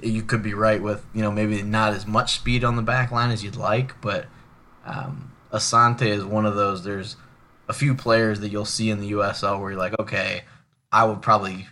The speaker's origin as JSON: {"language": "English", "town": "Akron", "region": "Ohio", "country": "United States", "said": "I'm actually from Akron, Ohio, so I'm a Cleveland sports fan"}